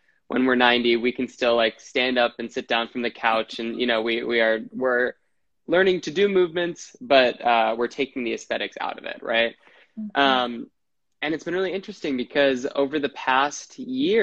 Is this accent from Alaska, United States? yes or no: no; Wisconsin, United States; now in New York City, United States; I'm from Wisconsin. I live in New York City